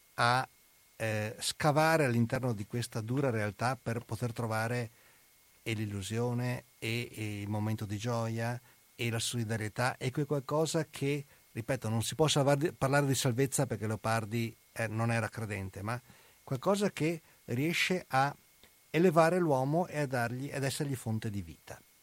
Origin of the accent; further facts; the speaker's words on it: Venice, Veneto, Italy; sono andato da veneziano, sono andato nelle Marche a insegnare